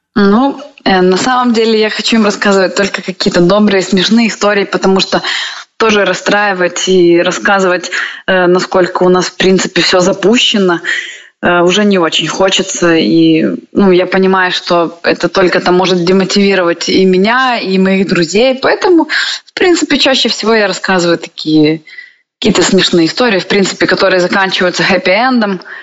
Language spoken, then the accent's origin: Russian; Sevastopol, Crimea, Ukraine; moved away